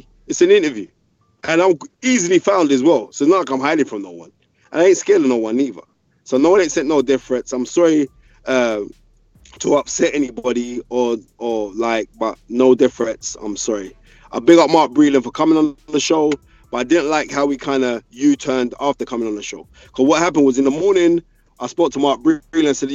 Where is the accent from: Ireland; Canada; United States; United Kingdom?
United Kingdom; I love being from Great Britain